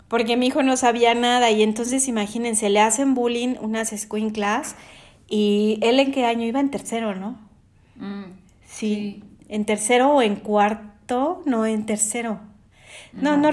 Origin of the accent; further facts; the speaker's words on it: Mexico City, Mexico; moved away as an adult; nosotros somos de la Ciudad de México, pero vivimos fuera de nuestro país